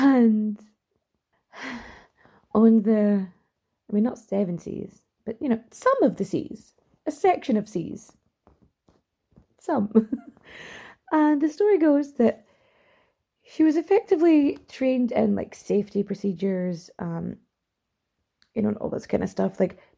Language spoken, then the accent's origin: English; Ireland; accent: Irish; my accent is a little too Irish for it, and I'm also a little bit too posh for it, I'm told.